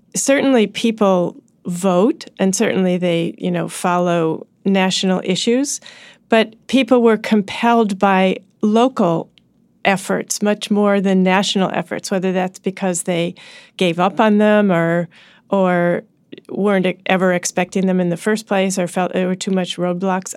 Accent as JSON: {"language": "English", "town": "Washington", "region": "District of Columbia", "country": "United States", "tie": "born or raised there", "said": "my hometown"}